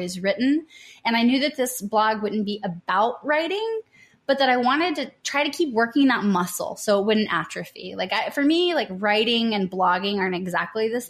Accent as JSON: {"language": "English", "region": "Tennessee", "country": "United States", "also_born_or_lived": "New Orleans / San Diego", "said": "I'm from Tennessee."}